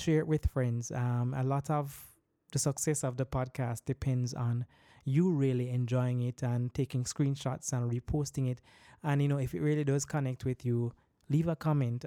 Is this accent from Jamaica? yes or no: yes; Jamaica; as Jamaican men too, from the Jamaican context